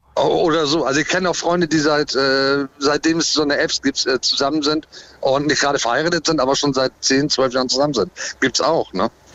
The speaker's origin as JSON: {"language": "German", "region": "Hamburg", "country": "Germany", "said": "Ich komme aus Hamburg"}